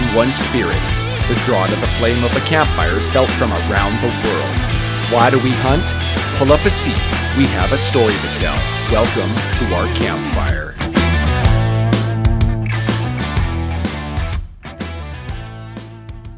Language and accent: English; Canada; we're Canadian